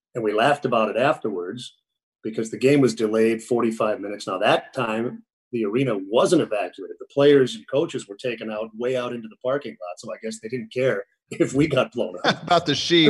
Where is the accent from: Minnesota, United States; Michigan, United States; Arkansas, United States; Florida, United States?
Minnesota, United States; Minneapolis; moved away as an adult; also born or lived in New York / St. Louis; when I grew up in Minneapolis